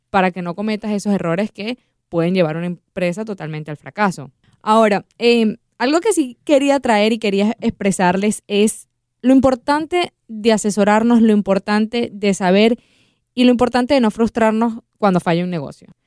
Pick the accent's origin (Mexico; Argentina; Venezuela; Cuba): Venezuela; yo voy a hablar eh, como venezolana, hemos visto cómo personas venezolanas han crecido su negocio de unas maneras increíbles